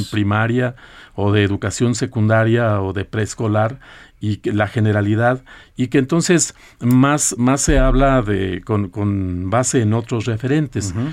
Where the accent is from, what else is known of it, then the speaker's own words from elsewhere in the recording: Coahuila, Mexico; de allá de, mi tierra, que es Coahuila